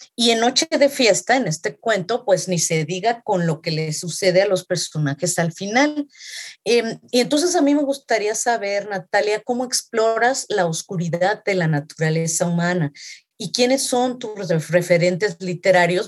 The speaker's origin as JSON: {"language": "Spanish", "country": "Mexico", "said": "yo como latinoamericana, específicamente como mexicana"}